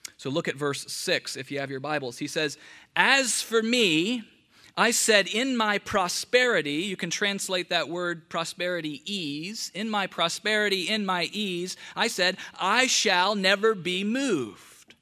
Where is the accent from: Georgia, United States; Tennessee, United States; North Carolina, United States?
Georgia, United States; Atlanta; now in Charlotte, United States; Growing up in Atlanta